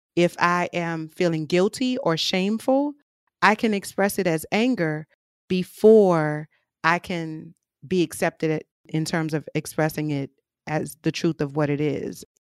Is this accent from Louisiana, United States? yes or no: yes; New Orleans, Louisiana, United States; I'm from New Orleans, born and raised